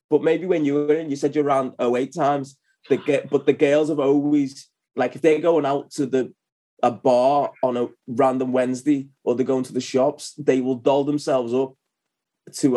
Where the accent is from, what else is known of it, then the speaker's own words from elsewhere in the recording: Liverpool, North West England, United Kingdom; I'm from Liverpool. I'm still based in Liverpool, which is northwest of England.